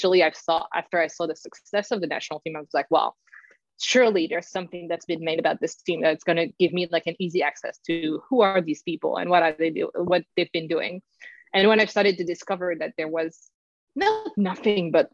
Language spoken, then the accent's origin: English; Paris, Île-de-France, France; moved away; I'm from Paris